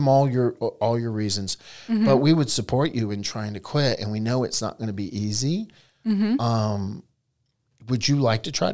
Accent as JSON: {"language": "English", "region": "Eastern North Carolina", "country": "United States", "tie": "born or raised there", "said": "I was raised in Eastern North Carolina, where both my grandparents had tobacco farms"}